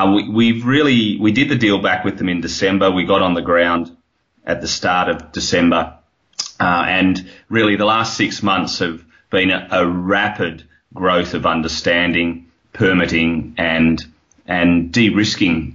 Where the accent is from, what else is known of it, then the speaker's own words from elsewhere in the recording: Australia; accent: Australian; You can hear my accent. It's Australian